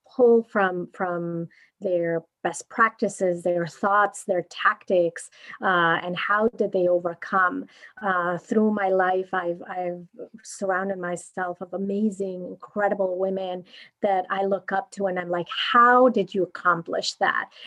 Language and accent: English; Mexico; moved away as an adult; now in United States; I'm originally from Mexico, uh, and I currently live here in the U.S. for the last nine years